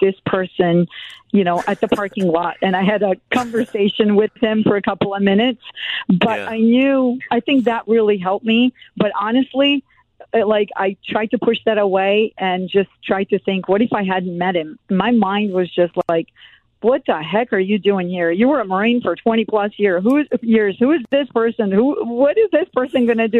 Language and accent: English; Serbia; moved away; also born or lived in Germany; I'm born in Germany, but I grew up in Serbia